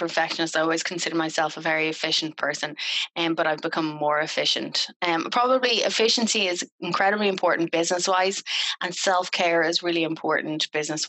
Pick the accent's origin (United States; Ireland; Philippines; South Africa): Ireland; I'm Irish